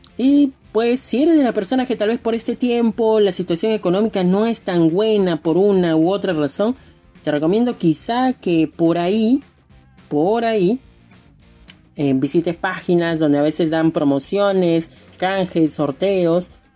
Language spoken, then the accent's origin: Spanish; Lima, Peru; yo soy de Lima, Perú